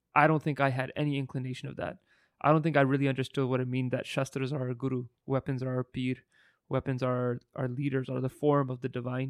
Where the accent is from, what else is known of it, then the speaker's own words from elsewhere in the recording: Burnaby, British Columbia, Canada; we grew up in Burnaby